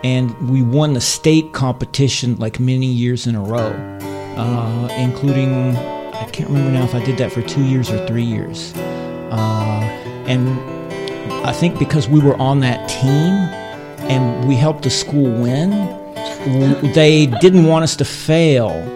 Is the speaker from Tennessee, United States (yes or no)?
yes; Johnson City, Tennessee, United States; moved away as an adult; now in Tainan, Taiwan; I grew up in Tennessee, uh, East Tennessee